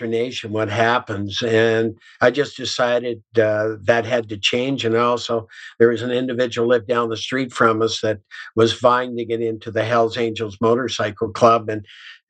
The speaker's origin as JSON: {"language": "English", "region": "Southwestern Ontario", "country": "Canada", "tie": "born or raised there", "also_born_or_lived": "Elmira, Ontario", "said": "I grew up in Southwestern Ontario. In a little town called Hansel"}